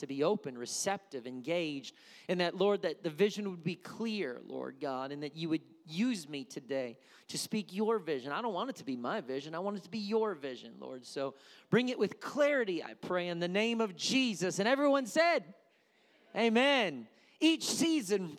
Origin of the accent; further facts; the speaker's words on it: Wisconsin, United States; moved away; I grew up in Wisconsin